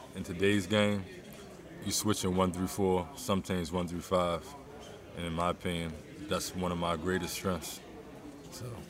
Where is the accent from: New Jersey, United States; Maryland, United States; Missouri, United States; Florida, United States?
Maryland, United States; Baltimore; my hometown, Baltimore.